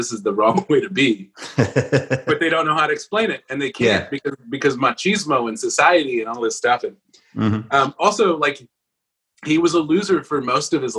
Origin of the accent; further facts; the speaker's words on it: Los Angeles, California, United States; now in Nashville, United States; born in East L.A., I'm also from East L.A.